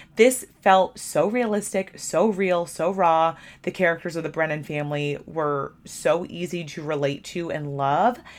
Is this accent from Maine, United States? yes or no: yes; Maine, United States; I'm from Maine.